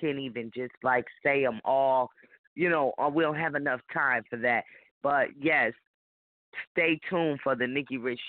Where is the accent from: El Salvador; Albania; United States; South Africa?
United States; Rochester, New York; I'm from Rochester, New York